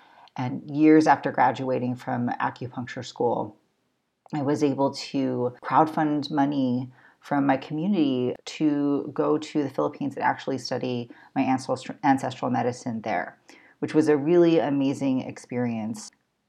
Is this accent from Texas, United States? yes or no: no; Baltimore, Maryland, United States; My ancestry is mostly Tagalog and some Chinoy, but I was raised here on Turtle Island.